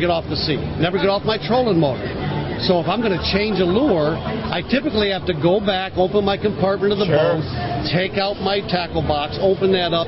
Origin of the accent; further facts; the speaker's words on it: Alabama, United States; I'm from Alabama, so I'm going to hunt and I'm going to fish